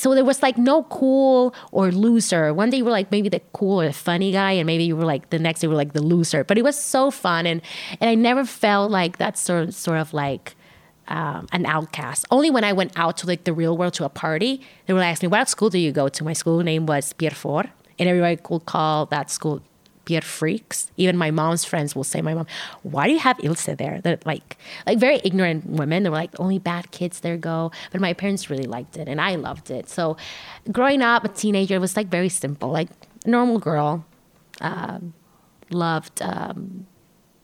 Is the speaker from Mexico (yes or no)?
yes; Tijuana, Baja California, Mexico; I grew up in Tijuana